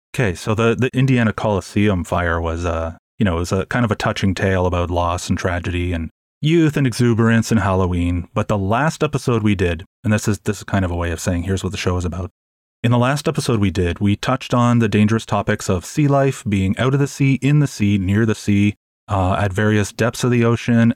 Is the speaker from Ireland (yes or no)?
no; Toronto, Ontario, Canada; I'm from Toronto, and one of the points of our distinct, of the distinction of living in Toronto is that we have the Maple Leafs